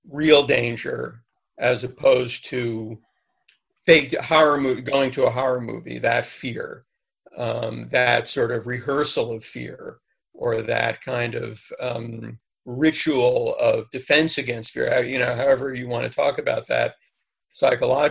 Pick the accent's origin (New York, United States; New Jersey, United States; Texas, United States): New York, United States; I grew up in New York